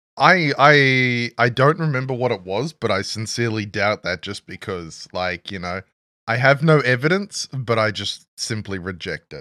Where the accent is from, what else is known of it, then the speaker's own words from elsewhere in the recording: Australia; we're both Australian